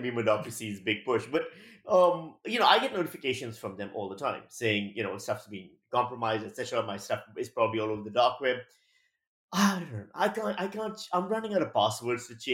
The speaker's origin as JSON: {"language": "English", "country": "Pakistan", "moved": "as an adult", "lives_now": "Australia", "said": "I'm from Pakistan. Like, well, you know, when I was working as a journalist there"}